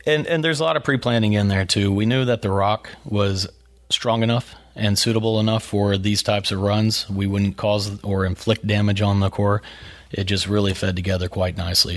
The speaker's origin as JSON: {"language": "English", "town": "Brownwood", "region": "Texas", "country": "United States", "tie": "born or raised there"}